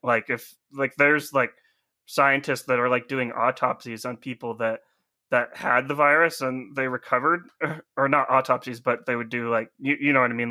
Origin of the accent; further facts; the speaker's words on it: United States; being an American